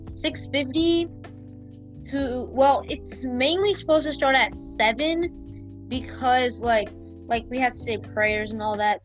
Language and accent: English; Memphis, Tennessee, United States; Memphis is my hometown